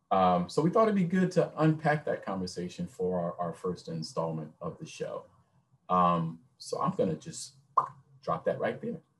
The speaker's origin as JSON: {"language": "English", "town": "Memphis", "region": "Tennessee", "country": "United States", "moved": "yes", "said": "I'm originally from Memphis, Tennessee."}